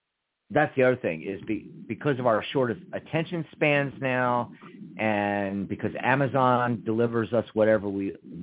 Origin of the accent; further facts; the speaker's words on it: Pennsylvania, United States; now in Arizona, United States; I'm from Pennsylvania